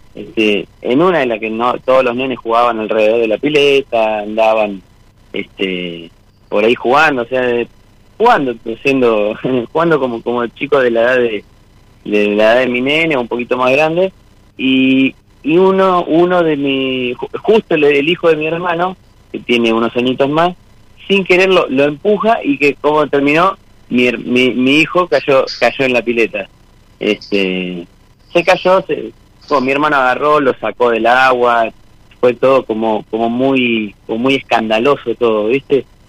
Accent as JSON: {"language": "Spanish", "town": "Monte Grande", "region": "Buenos Aires Province", "country": "Argentina", "said": "Soy de Monte Grande, zona"}